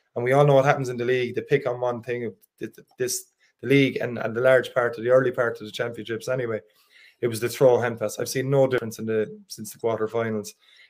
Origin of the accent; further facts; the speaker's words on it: Limerick, Munster, Ireland; I'm from Limerick